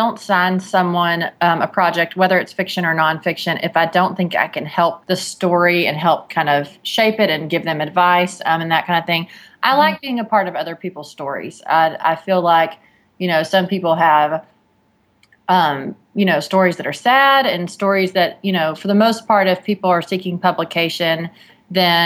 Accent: Texas, United States; I'm from Texas

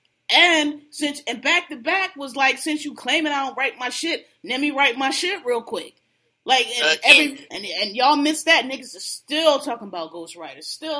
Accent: Philadelphia, Pennsylvania, United States; I'm born and raised in Philly

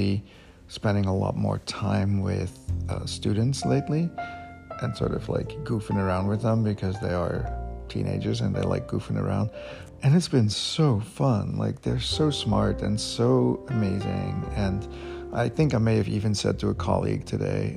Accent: Belgium; English is a second language; moved away as an adult

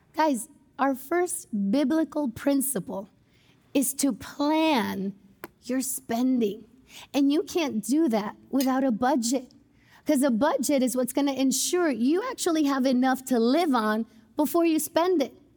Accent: United States; as American Christians

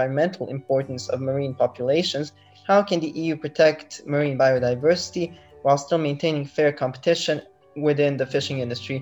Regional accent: Bosnia & Herzegovina; moved away as an adult; now in Slovenia; I come from Bosnia. I'm currently studying in Slovenia

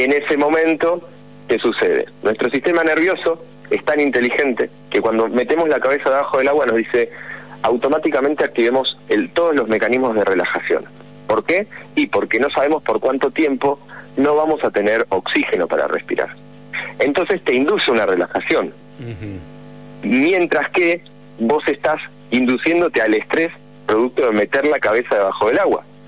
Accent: Buenos Aires, Argentina; yo soy de Buenos Aires

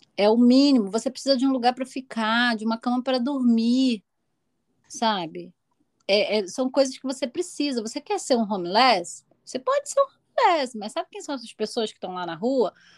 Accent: Rio de Janeiro, Brazil; moved away as an adult; eu vim praticamente da favela, né? Da Cidade de Deus

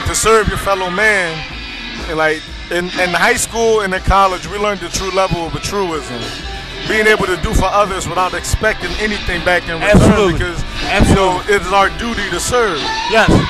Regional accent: Lagos, Nigeria; now in Philadelphia, United States; like I'm a I'm a Philly man, blood in, blood out. I'm originally from Lagos, Nigeria.

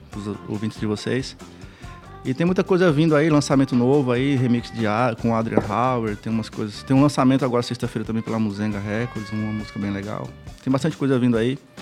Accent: Northeast Region, Brazil; moved away; also born or lived in Florianópolis, Brazil; eu vim do Nordeste

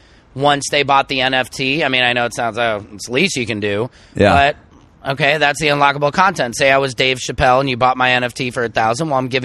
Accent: St. Louis, Missouri, United States; moved away; Yeah, it's my hometown.

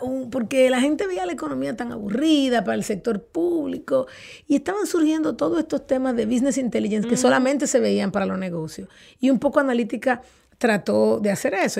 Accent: Dominican Republic

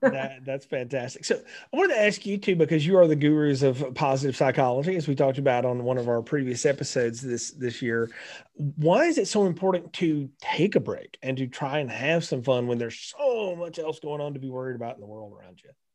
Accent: North Alabama, United States; I grew up in North Alabama

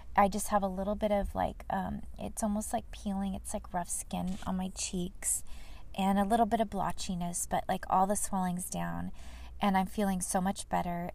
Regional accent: Fullerton, California, United States; moved away; the city of Fullerton, my um, my hometown I grew up in. It's not where I live now

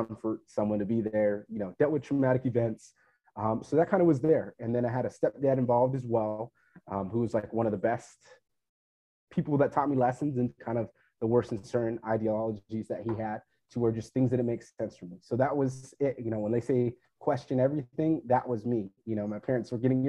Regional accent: Fresno, California, United States; I'm originally from Fresno, California

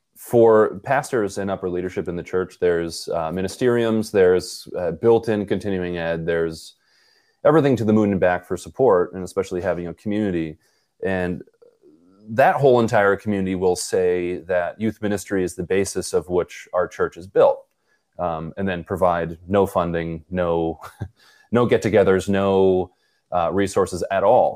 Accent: Buffalo, New York, United States; I'm from Buffalo in Poland

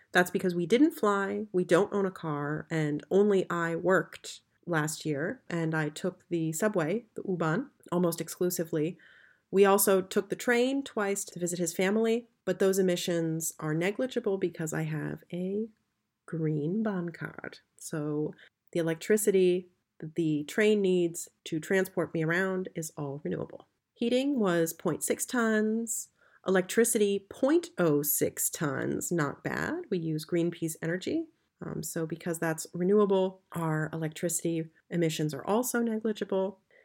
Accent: United States; moved away as an adult; now in Berlin, Germany; I'm an American who's lived in Berlin for the last ten years

